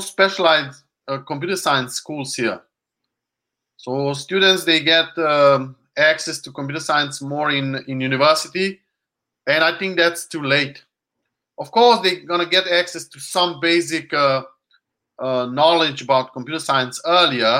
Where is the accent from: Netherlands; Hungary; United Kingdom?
Hungary; English is a second language; moved away; I'm Hungarian